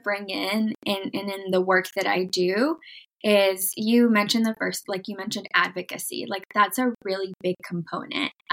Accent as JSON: {"language": "English", "country": "United States", "tie": "born or raised there", "also_born_or_lived": "Mexico", "said": "growing up in the United States"}